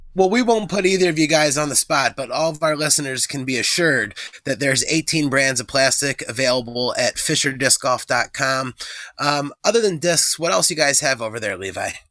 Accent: Philadelphia, Pennsylvania, United States; we grew up in Philadelphia

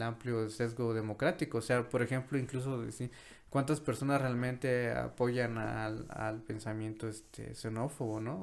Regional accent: Mexico

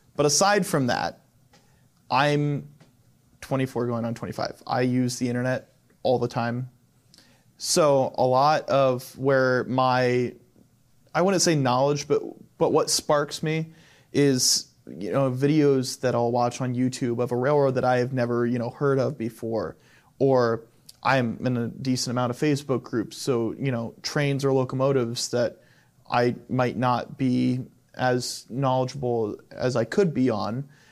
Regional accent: Arlington, Ohio, United States; I grew up in Arlington, Ohio, which is a small town basically south of Fostoria

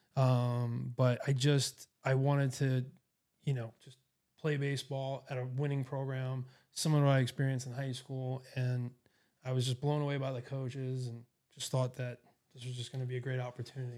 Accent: New York City, New York, United States; moved away as an adult; also born or lived in Boston, Massachusetts; now in Erie, United States; I grew up in New York City area in Queens

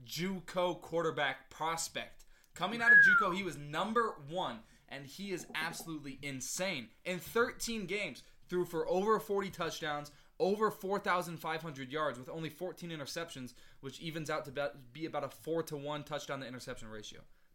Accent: Riverside County, California, United States; I grew up in Riverside County.

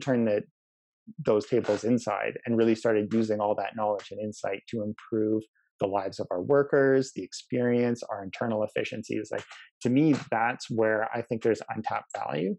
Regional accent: Canada; we as a Canadian society

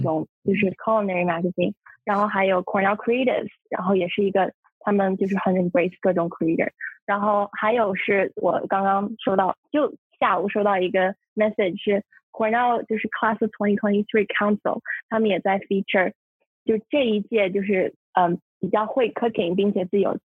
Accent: Shanghai, China; moved away; 我来自上海，然后现在是康纳尔大学酒店管理学院的大一学生

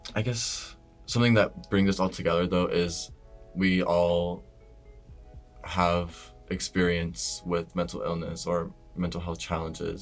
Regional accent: Omaha, Nebraska, United States; moved away as an adult; now in Boston, United States; I'm from Nebraska, originally, which is like middle of the United States. And I'm from like a decent sized city. It's called Omaha

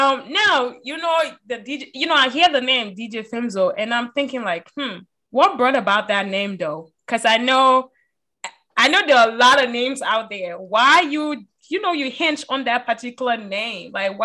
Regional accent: Liberia; Oh, I'm from Liberia.

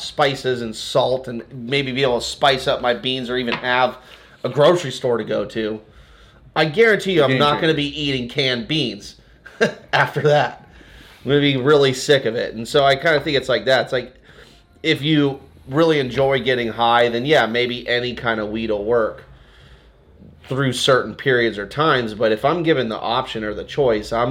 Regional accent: Santa Barbara, California, United States; now in Portland, United States; Santa Barbara, like where I grew up

